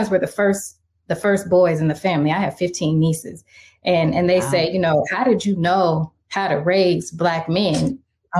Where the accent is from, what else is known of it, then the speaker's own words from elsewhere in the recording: Seattle, Washington, United States; also born or lived in Little Rock, Arkansas; I'm from Little Rock, Arkansas, and I grew up in Seattle